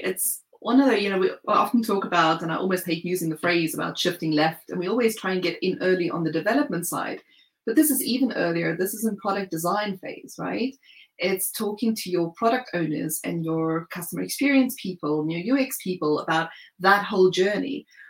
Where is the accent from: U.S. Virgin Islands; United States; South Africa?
South Africa; now in United Kingdom; from South Africa, although I've lived in the UK for more than a decade now. So I understand that my accent is mellowed somewhat.